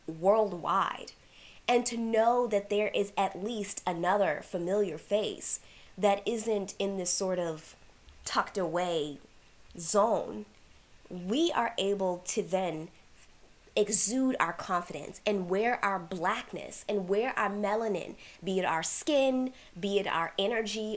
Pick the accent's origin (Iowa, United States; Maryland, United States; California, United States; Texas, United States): Maryland, United States; Washington, D.C. area, Prince George's County; I grew up in the Washington, D.C. area in Prince George's County